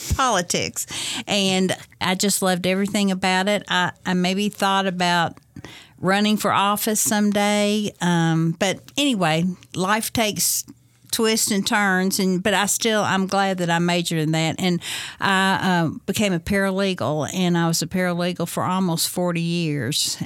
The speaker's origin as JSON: {"language": "English", "town": "Bowling Green", "region": "Kentucky", "country": "United States", "tie": "born or raised there", "said": "I'm from Bowling Green, graduated from Bowling Green High in nineteen seventy-four"}